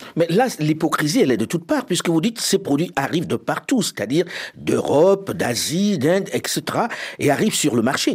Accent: Paris, Île-de-France, France; je suis parisien

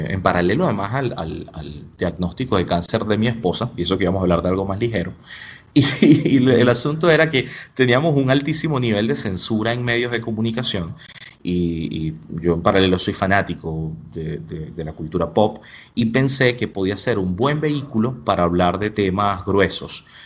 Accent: Spain; Yo soy español, pero siento que en España soy un buen turista.

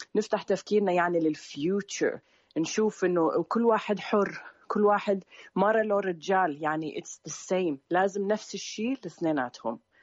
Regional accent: Sweden; also born or lived in Syria; أنا من السويد

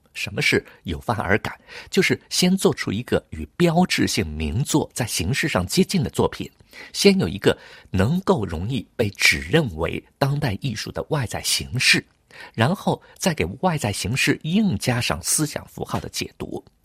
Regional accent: Hangzhou, Zhejiang, China; now in Paris, France; 小的时候在杭州

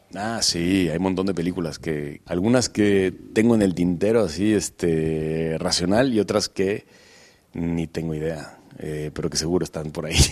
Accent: Guadalajara, Jalisco, Mexico; nunca he, interpretado un personaje de donde yo soy

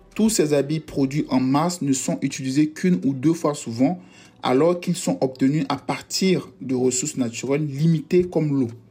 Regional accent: Yamoussoukro, Côte d’Ivoire; now in France; Je suis né en Côte d'Ivoire, précisément à Yamsoukro, et j'habite actuellement en France

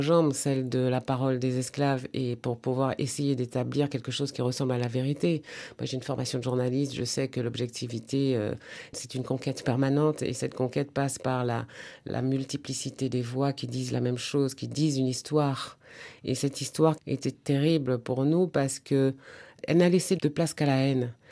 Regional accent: Martinique; je suis de la Martinique

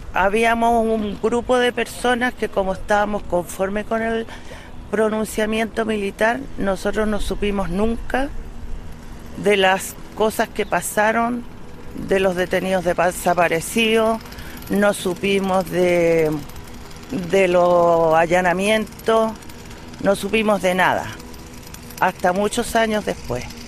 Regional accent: Chile; mi país

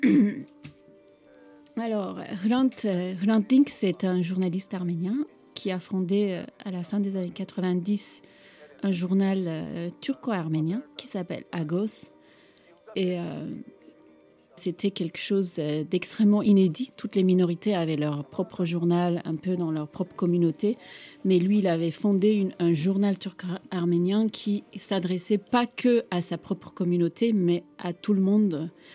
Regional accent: Istanbul, Turkey; French is a second language; now in France; j'ai grandi euh, dans un monde multiculturel d'Istanbul

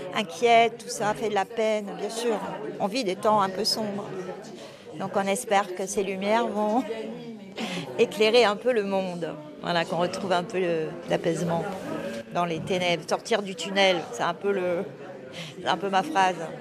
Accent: France; on est français

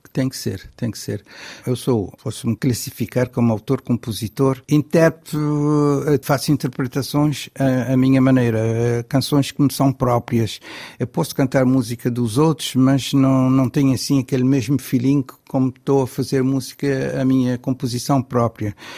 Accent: Cape Verde; eu como cabo-verdiano

